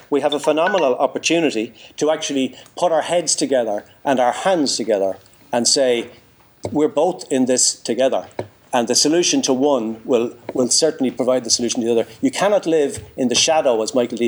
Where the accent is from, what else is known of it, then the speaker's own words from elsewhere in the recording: Drogheda, Leinster, Ireland; I was born in Drogheda in the late 50s